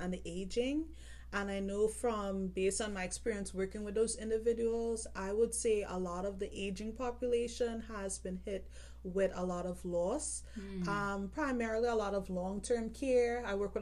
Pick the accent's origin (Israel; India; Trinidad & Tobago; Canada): Trinidad & Tobago; now in United States; I'm originally from Trinidad and Tobago.